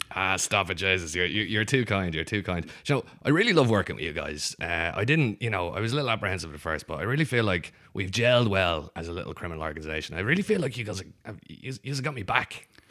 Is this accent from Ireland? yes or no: yes; Ireland; growing up in Ireland is like we've got, um, well, when I grew up, only two television stations